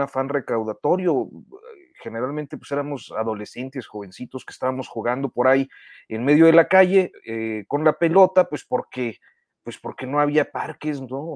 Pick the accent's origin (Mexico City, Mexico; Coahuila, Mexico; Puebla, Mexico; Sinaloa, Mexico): Coahuila, Mexico; Saltillo; en Saltillo, de donde yo soy